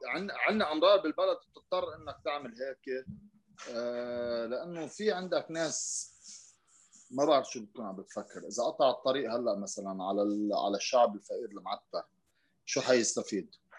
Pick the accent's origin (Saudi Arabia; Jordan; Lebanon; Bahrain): Lebanon; عندنا بلبنان